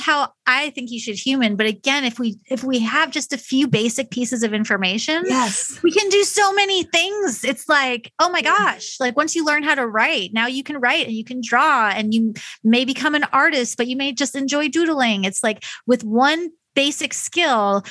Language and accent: English; New York, United States; now in Midwest, United States; I'm from New York, so I was not raised with the value of honesty, but I was raised with the value of be direct.